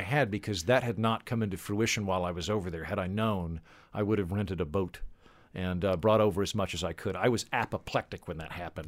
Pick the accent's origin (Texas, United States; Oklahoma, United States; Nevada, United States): Oklahoma, United States; I'm from Oklahoma, which is good, honest terrain.